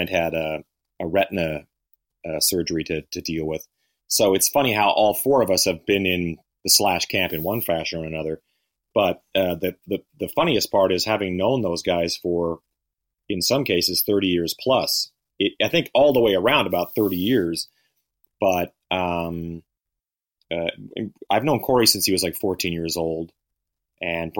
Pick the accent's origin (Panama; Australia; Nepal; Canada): Canada; now in United States; Both being Canadian, living in the U.S.